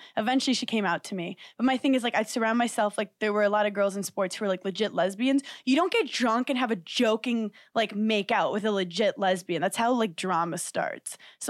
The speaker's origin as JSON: {"language": "English", "town": "New York City", "region": "New York", "country": "United States", "said": "I'm from Park Slope, Brooklyn"}